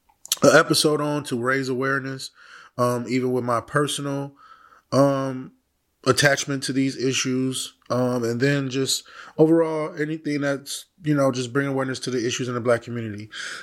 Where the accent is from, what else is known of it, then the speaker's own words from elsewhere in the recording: Milwaukee, Wisconsin, United States; I kind of got reminiscent of a case that happened to an area that I'm from Milwaukee, Wisconsin.